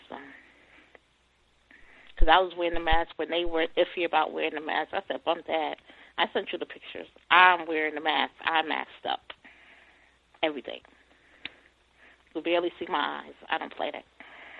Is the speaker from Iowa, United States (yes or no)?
no; New York, United States; And I lived by there because I'm originally from New York.